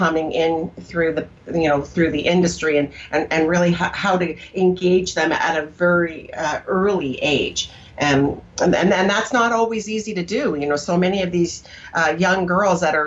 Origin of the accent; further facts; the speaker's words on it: Canada; now in United States; So I was Canadian at the time. I'm an American now